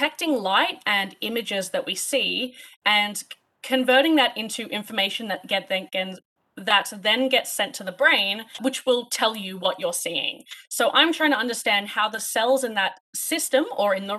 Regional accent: Sydney, New South Wales, Australia; moved away as an adult; now in Canada; I'm actually from Sydney, Australia. We are recording this in Canada. So I actually did all of my undergraduate in Sydney.

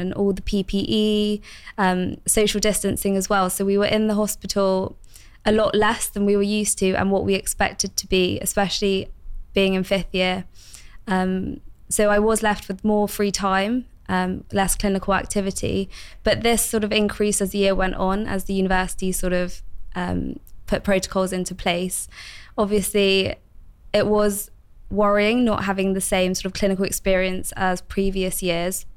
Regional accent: London, United Kingdom; moved away as an adult; also born or lived in Bristol; I've recently moved back home to London

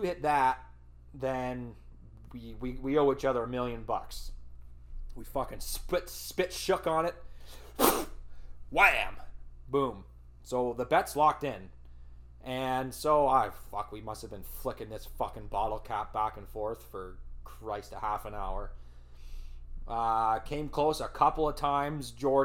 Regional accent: Elmira, Ontario, Canada; at an insurance building in Almiri, my hometown, home of the Sugar Kings

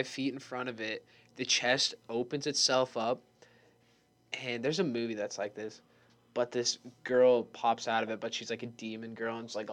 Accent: Montana, United States; I'm from Montana

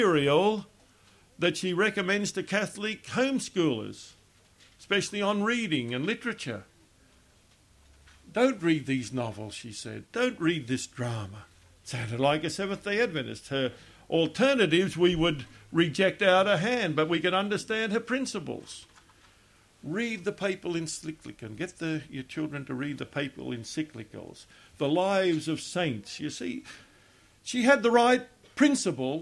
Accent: Australia; now in Virginia, United States; I'm from Australia originally.

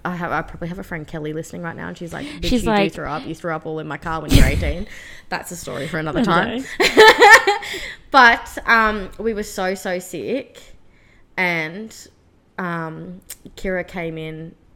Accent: Australia; Especially as an Aussie gal.

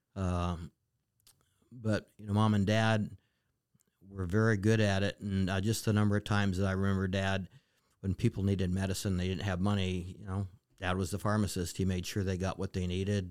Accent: Western Montana, United States; moved away as an adult; now in Alaska, United States; I was born and raised in Montana

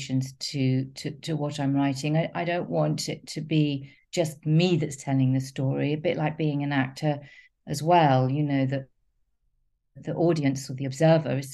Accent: London, United Kingdom; I grew up in North London and East London

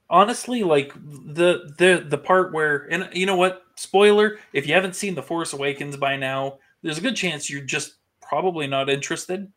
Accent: the North, United States; I grew up with it in the North too

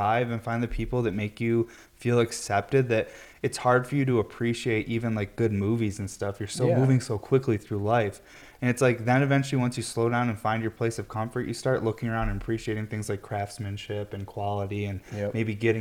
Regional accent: Syracuse, New York, United States; I'm from Syracuse, New York

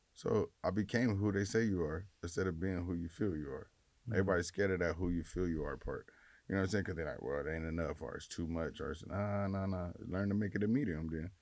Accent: Los Angeles, California, United States; I just from South Central, grew up

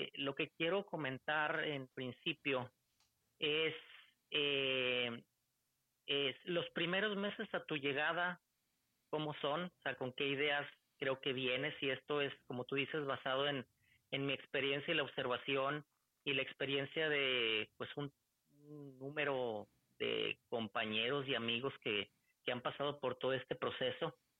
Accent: Torreón, Coahuila, Mexico; moved away as an adult; also born or lived in Ciudad Juárez / Tennessee; now in Michigan, United States; Yo soy originario de Torreón, Coahuila, ciudad del norte de, México

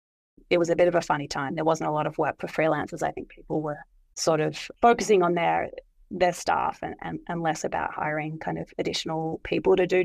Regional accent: Melbourne, Victoria, Australia; also born or lived in Manly, Sydney; now in Sydney, Australia; I'm originally from Melbourne, but I now live in Manly in Sydney

